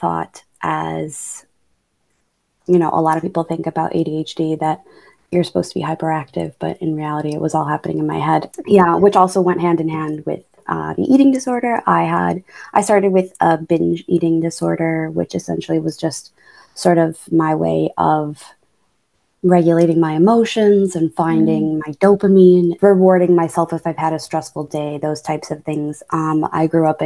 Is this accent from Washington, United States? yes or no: no; Buffalo, New York, United States; I was born and raised in Buffalo, New York. I stayed there until I was about 18